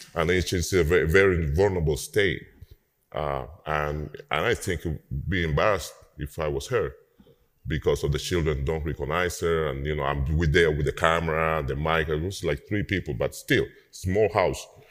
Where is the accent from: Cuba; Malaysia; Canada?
Cuba; Havana; moved away as an adult; now in New Orleans, United States; I live uh, in New Orleans for uh, 20 years now, 20, 21 years. Um, but yes, I'm from Cuba, um, from Havana